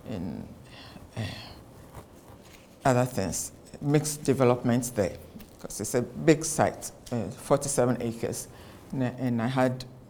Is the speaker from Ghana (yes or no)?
yes; Ghana; I am from Ghana